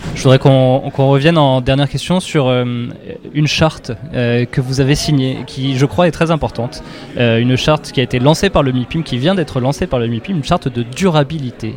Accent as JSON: {"language": "French", "region": "French and Île-de-France resident", "country": "France", "said": "en tant que Français et Francilien"}